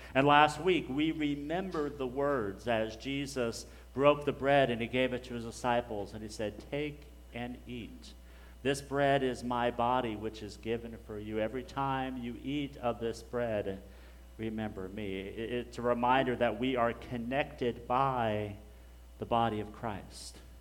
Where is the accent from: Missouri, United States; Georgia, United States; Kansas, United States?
Kansas, United States; Hutchinson; now in Garland, United States; I grew up in Hutchinson, Kansas, so I'm, I'm a Kansas boy